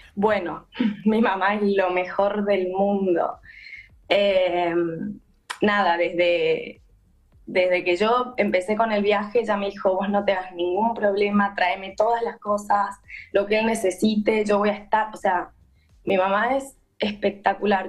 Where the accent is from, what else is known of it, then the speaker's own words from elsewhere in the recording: Mendoza, Argentina; Ahora yo soy de Mendoza